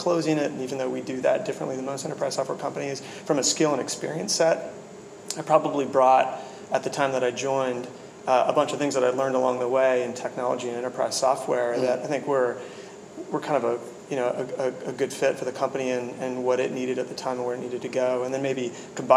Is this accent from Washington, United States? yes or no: yes; Washington, United States; I grew up in Washington